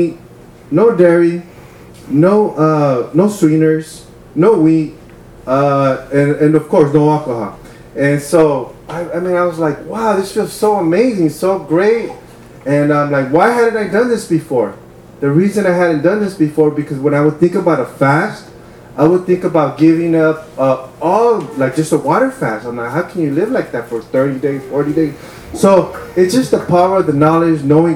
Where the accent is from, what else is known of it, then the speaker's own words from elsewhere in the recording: Wilmington, United States; growing up in Wilmington, you know, there's like a lot of drugs, a lot of sometimes shootings, especially by the time when I was a teenager